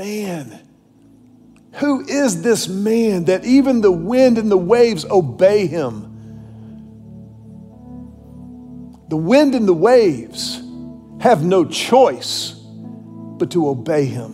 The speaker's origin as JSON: {"language": "English", "town": "Houston", "region": "Texas", "country": "United States", "tie": "born or raised there", "said": "the church that I grew up in Houston, Texas, Second Baptist Church"}